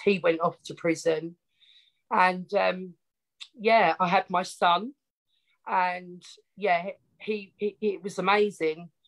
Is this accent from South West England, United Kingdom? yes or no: no; Essex, East of England, United Kingdom; accent: Essex; I grew up in Essex, a small little town